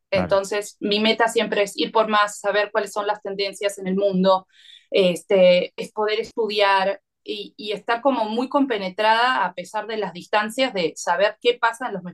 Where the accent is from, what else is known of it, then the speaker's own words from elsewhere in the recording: Argentina; algo muy distinto a lo que para nosotros como argentinos estábamos acostumbrados en, nuestra gastronomía quizás más cotidiana.